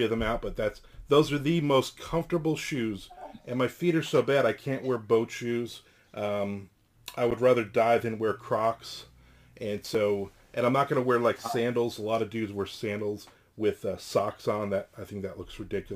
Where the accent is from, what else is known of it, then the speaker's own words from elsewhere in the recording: New Jersey, United States; moved away; I'm originally from New Jersey.